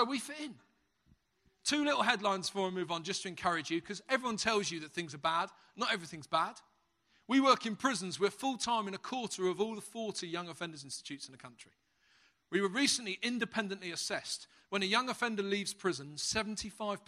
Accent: London, United Kingdom; accent: Cockney; moved away as an adult; now in Halesowen, United Kingdom; I'm a Cockney

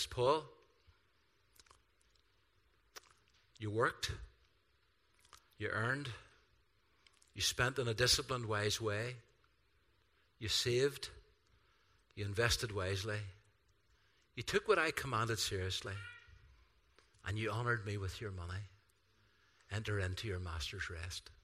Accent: Ireland; I'm Irish

